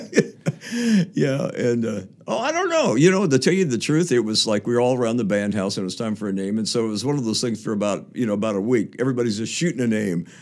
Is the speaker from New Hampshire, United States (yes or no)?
no; Topeka, Kansas, United States; moved away; four of us went to the same high, high school, Topeka West High School